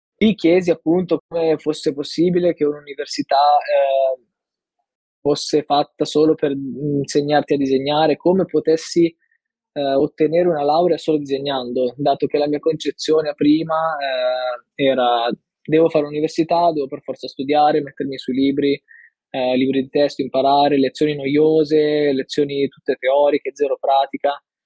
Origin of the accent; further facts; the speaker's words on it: Milan, Lombardy, Italy; now in Turin, Italy; ho 22 anni, eh, vengo da Milano e attualmente vivo a Torino